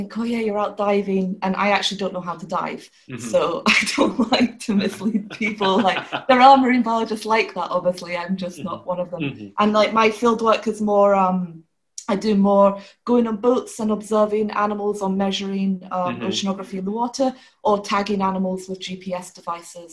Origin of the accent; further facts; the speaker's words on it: Scotland, United Kingdom; also born or lived in France; now in Cork, Ireland; I'm from Scotland